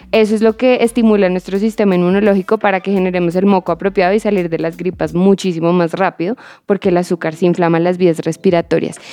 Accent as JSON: {"language": "Spanish", "country": "Colombia", "said": "como colombianos"}